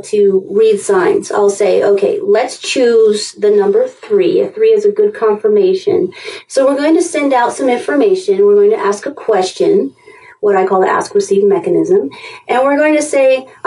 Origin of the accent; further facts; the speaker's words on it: England, United Kingdom; now in United States; I grew up in England